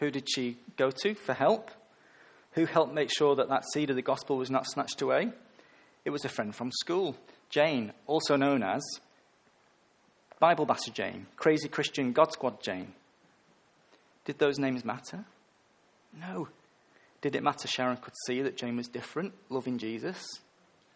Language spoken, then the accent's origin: English; England, United Kingdom; I'm English, a male and a middle-aged